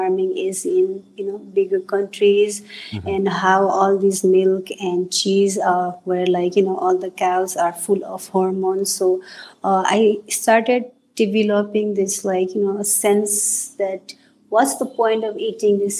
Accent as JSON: {"language": "English", "country": "Nepal", "tie": "born or raised there", "moved": "as an adult", "lives_now": "United States", "said": "The ethnicity I am from Nepal, we eat a lot of meat"}